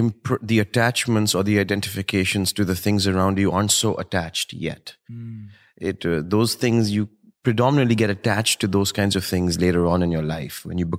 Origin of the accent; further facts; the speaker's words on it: Delhi, India; The beauty of growing up in India for me was the familial, the idea